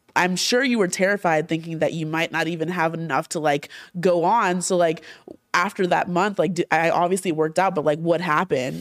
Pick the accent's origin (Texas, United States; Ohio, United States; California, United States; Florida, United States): Florida, United States; Orlando; also born or lived in New Jersey; I, like, was born in Jersey, I grew up in Orlando